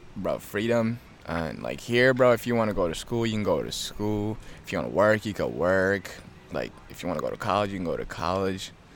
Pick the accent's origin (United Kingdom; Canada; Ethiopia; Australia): Ethiopia; also born or lived in Kenya; now in United States; I came from Ethiopia. I, I was raised there and I came here